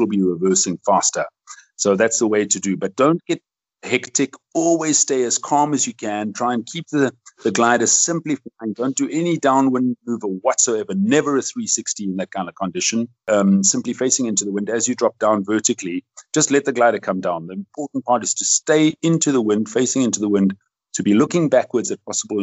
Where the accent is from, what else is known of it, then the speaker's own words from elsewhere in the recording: South Africa; I love my country. I love where I live. I'm a South African, although I have a Belgian passport